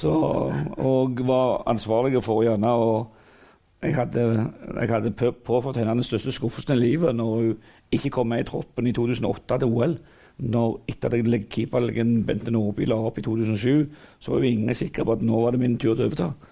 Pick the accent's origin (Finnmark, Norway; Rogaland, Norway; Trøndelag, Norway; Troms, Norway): Rogaland, Norway; Figgjo; jeg kommer jo fra Figgen der alt er frivillig